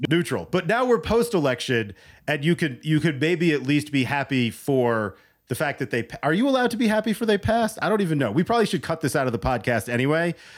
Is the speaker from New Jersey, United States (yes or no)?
yes; New Jersey, United States; my home state, where I grew up